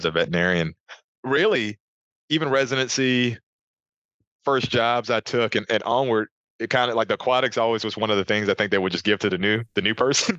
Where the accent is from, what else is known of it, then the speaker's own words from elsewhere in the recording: Baton Rouge, Louisiana, United States; moved away; from Louisiana, Baton Rouge is my hometown